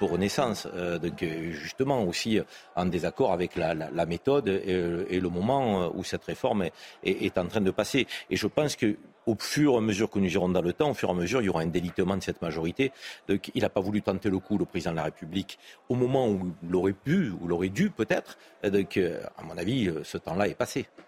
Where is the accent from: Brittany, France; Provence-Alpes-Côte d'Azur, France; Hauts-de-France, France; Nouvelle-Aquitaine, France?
Provence-Alpes-Côte d'Azur, France; Marseille; en tant que Marseillais